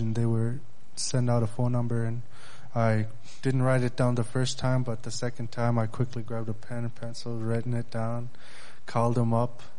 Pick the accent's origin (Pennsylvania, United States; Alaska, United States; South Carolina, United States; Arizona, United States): Alaska, United States; Bethel; I'm from Bethel, Alaska.